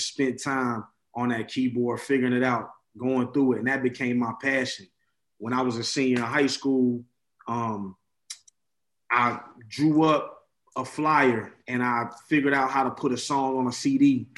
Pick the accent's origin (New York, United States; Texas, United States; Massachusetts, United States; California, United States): Texas, United States; San Antonio; I'm a child of God. I'm from San Antonio, Texas.